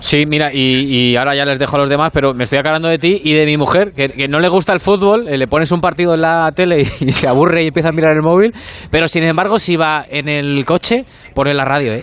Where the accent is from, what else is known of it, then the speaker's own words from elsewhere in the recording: Madrid, Community of Madrid, Spain; yo no vivo en Vallecas, pero soy vallecano